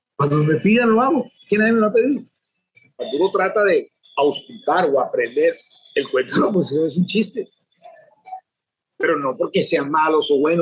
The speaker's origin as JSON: {"language": "Spanish", "country": "Colombia", "moved": "as an adult", "lives_now": "Venezuela", "said": "mi país"}